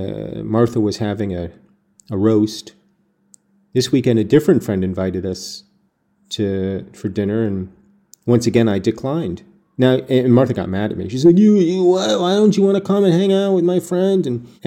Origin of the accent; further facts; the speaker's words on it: United Kingdom; As a Brit, or, you know, any number of nationalities, people come here to make something out of themselves.